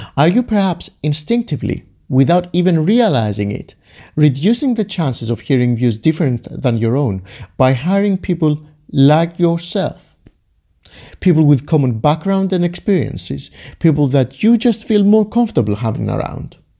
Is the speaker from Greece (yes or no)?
yes; Greece; Growing up in Greece like I did